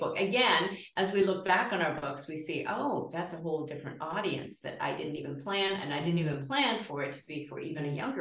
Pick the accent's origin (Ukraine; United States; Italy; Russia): United States; Georgia; I was born in Georgia